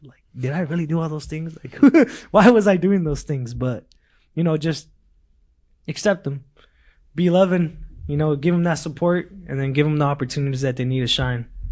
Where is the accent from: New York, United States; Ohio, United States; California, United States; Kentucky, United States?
California, United States; Lindsay; English is a second language; also born or lived in Mexico; now in Bakersfield, United States; back in Lindsay, that's my hometown